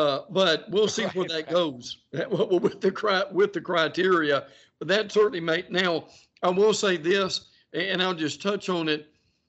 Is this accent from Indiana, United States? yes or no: no; Alabama, United States; That is my home state. I grew up there.